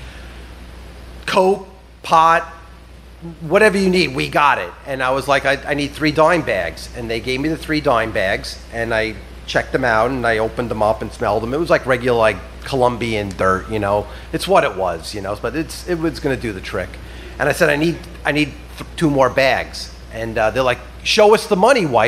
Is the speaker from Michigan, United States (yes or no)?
no; South Shore of Long Island, New York, United States; I grew up on the South Shore of Long Island